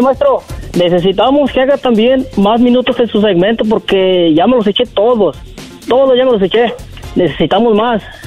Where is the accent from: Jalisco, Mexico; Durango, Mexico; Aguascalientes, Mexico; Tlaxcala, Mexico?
Tlaxcala, Mexico; moved away as an adult; also born or lived in Orange, California; now in Seattle, United States; yo me crié en el estado de Tlaxcala, el estado que piensan que no existe